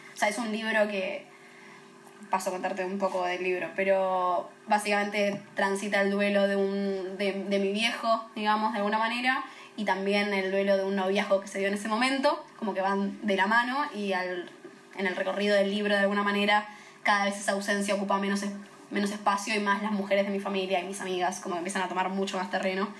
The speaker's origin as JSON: {"language": "Spanish", "town": "Temperley", "region": "Buenos Aires Province", "country": "Argentina", "said": "una piba de Temperley"}